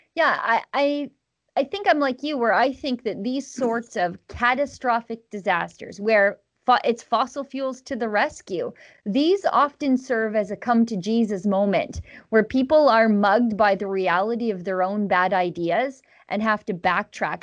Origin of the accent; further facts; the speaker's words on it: Canada; as a Canadian